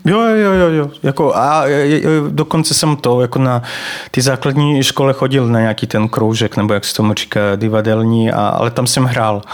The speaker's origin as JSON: {"language": "Czech", "area": "Banat", "region": "Vojvodina", "country": "Serbia", "tie": "born or raised there", "second_language": "Czech", "moved": "as an adult", "lives_now": "Czech Republic", "said": "já se tam narodil, takže vlastně pocházím ze Srbska."}